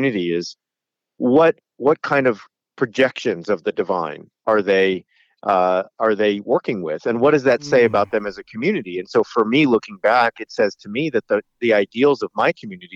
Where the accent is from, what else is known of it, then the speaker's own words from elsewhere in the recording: Southern California, United States; I grew up in Southern California